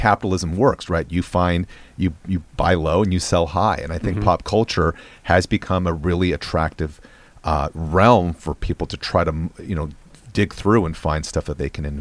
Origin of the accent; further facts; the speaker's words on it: West Coast, United States; I grew up in the West Coast